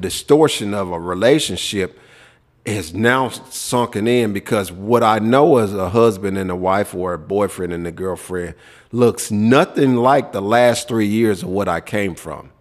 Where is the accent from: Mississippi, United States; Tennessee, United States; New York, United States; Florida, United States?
Tennessee, United States; Memphis; growing up in Memphis